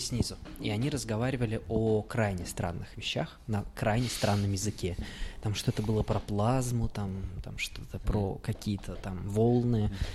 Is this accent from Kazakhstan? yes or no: yes; Uralsk, West Kazakhstan Region, Kazakhstan; now in Saint Petersburg, Russia; я из Уральска